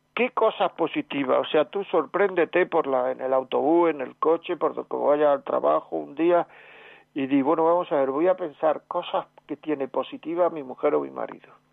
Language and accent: Spanish; Granada, Andalusia, Spain; en mi pueblo, en mi tierra, en Granada